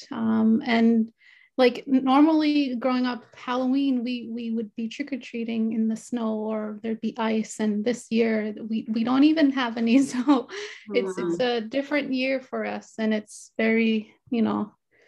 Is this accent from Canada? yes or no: yes; Pangnirtung, Nunavut, Canada; I grew up in Pugnaqtu, which is about 50 minutes plane ride from Iqaluit